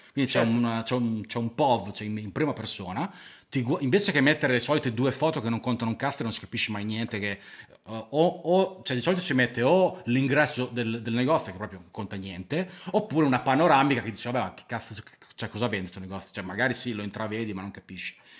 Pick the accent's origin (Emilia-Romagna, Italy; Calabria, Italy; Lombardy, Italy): Emilia-Romagna, Italy; abito al mare eh, che, perché sono romagnolo